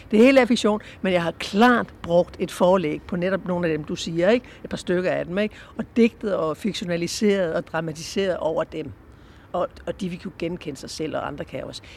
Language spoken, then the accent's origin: Danish; Southern Jutland, Southern Denmark, Denmark; jeg kommer fra Sønderjylland